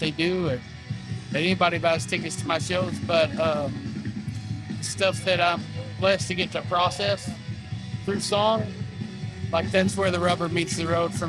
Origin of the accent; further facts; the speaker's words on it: Fort Worth, Texas, United States; now in Far East Texas, United States; I'm a songwriter from Fort Worth originally. Live in Far East Texas now